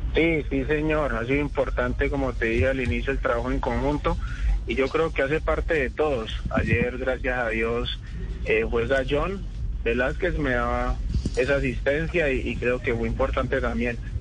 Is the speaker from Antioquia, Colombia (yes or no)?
no; Cali, Valle del Cauca, Colombia; also born or lived in Florencia, Caquetá; Nací, en Florencia Caquetá y me crié de los tres años en la ciudad de Cali